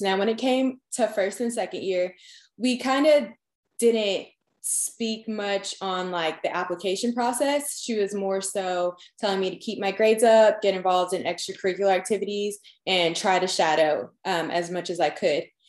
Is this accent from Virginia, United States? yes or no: no; Long Island, New York, United States; moved away as an adult; also born or lived in Georgia; now in Tennessee, United States; I'm originally from Long Island, New York